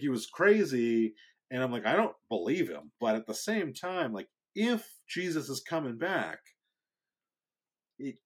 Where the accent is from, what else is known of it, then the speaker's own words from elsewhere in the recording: Marlborough, Massachusetts, United States; also born or lived in Framingham, Massachusetts; I grew up in Marlboro, but I went to high school in Framingham